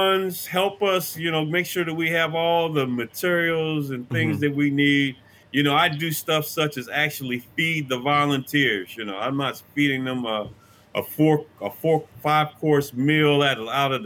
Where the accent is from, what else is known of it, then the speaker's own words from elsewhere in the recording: Detroit, Michigan, United States; us Detroiters